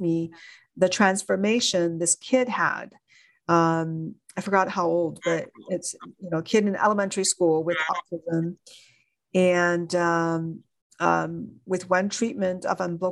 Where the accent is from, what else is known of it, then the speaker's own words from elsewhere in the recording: China; moved away as an adult; now in United States; Growing up in China